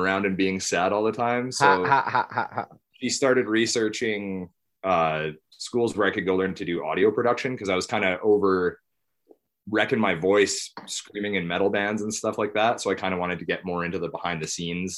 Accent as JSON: {"language": "English", "town": "High River", "region": "Alberta", "country": "Canada", "tie": "born or raised there", "said": "I was born in High River, raised here"}